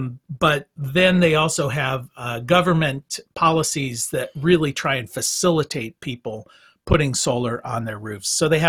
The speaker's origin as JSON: {"language": "English", "region": "Minnesota", "country": "United States", "tie": "born or raised there", "said": "Minnesota, my hometown"}